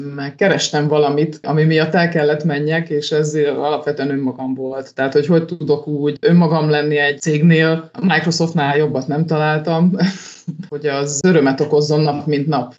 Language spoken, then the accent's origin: Hungarian; Hungary; így vidéken nőttem fel